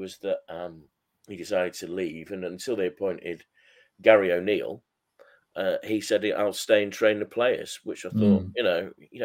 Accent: Macclesfield, North West England, United Kingdom; Macclesfield Town, my hometown club

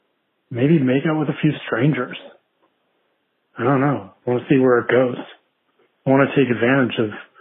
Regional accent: Boston, Massachusetts, United States; I'm from Boston, Massachusetts.

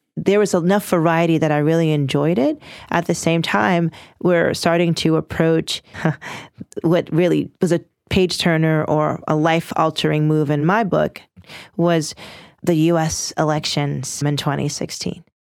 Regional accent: Washington, District of Columbia, United States; I'm from Northwest Washington, D C.

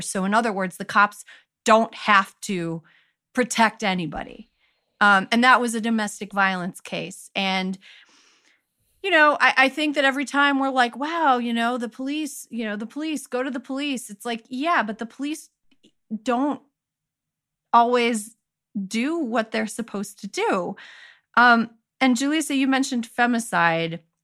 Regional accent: Wisconsin, United States; my home state of Wisconsin

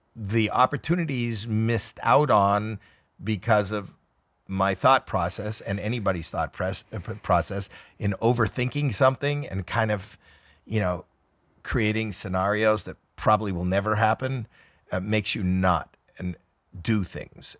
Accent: Canada; I'm Canadian

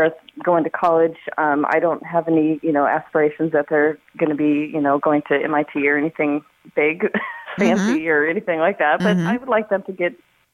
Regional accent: Montana, United States; moved away; Originally, I'm from Montana.

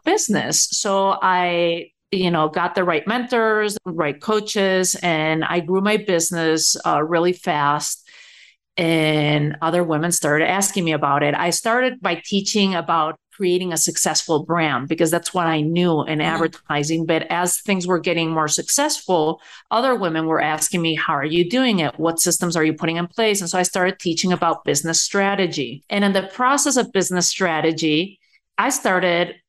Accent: Spain; moved away as an adult; also born or lived in New York City; now in United States; I was born and raised in Spain

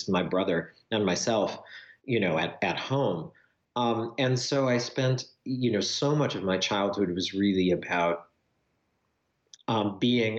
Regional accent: rural Wisconsin, United States; moved away as an adult; also born or lived in Winona, Minnesota; my childhood in Wisconsin, in very rural Wisconsin, growing up on a farm

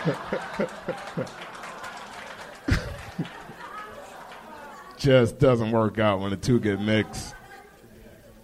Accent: South Carolina, United States; I'm from South Carolina

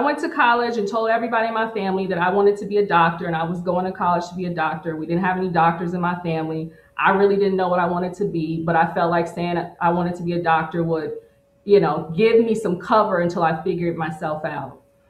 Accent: Midwest, United States; also born or lived in Missouri / Oklahoma; Yeah, so I grew up in the Midwest between Missouri and Oklahoma. I lived with my grandparents in Missouri until I was like, you know, 5 or 6.

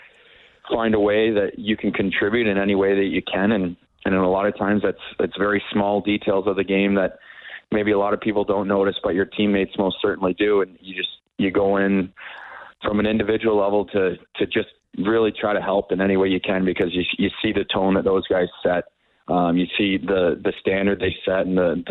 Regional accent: Ontario, Canada; I'm from Ontario

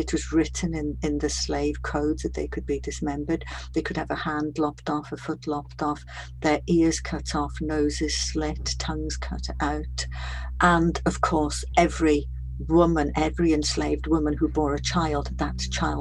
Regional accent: Welsh-speaking Wales, United Kingdom; I'm Welsh, I'm Welsh speaking, I come from the heartland of, you know, Welsh speaking Wales

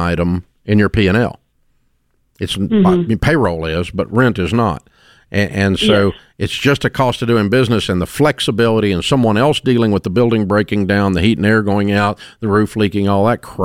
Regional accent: Antioch, Tennessee, United States; I grew up in Antioch, Tennessee

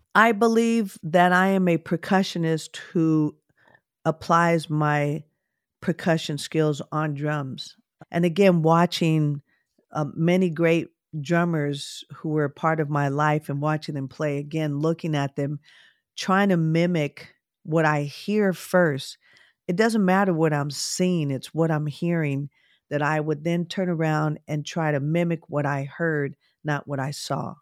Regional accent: Oakland, California, United States; I grew up in Oakland, California

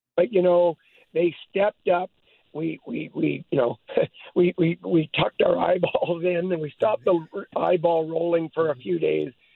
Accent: Hope, British Columbia, Canada; I was born in Hope

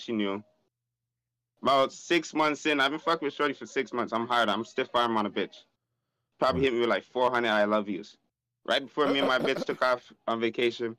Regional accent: Toronto, Ontario, Canada; Canada, oh. Toronto.

